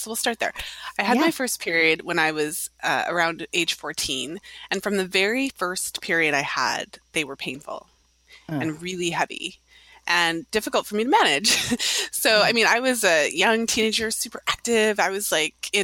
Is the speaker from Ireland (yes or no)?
no; Canada; now in Toronto, Canada; I'm in Toronto, Ontario, Canada. So I'm Canadian